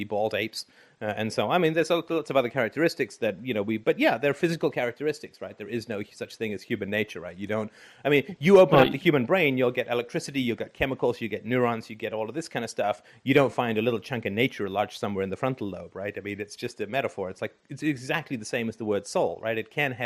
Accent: Canada; I'm from Canada

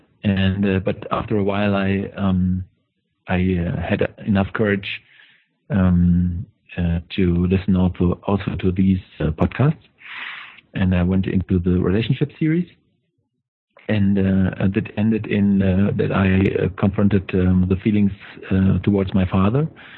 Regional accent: Germany; English is a second language; from Germany.

